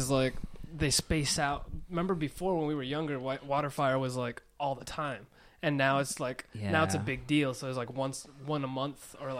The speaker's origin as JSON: {"language": "English", "region": "Rhode Island", "country": "United States", "tie": "born or raised there", "also_born_or_lived": "Queens, New York / Florida"}